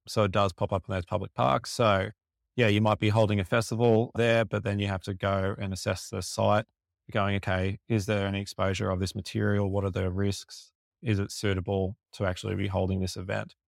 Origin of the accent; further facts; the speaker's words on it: Lake Macquarie, New South Wales, Australia; I grew up in the Lake Macquarie area